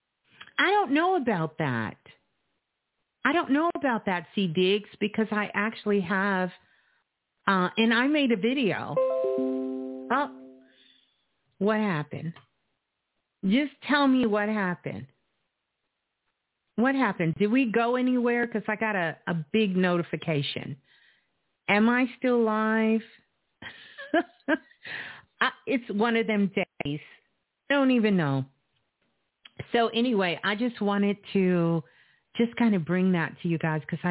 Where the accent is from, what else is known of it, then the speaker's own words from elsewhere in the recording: United States; I'm from the States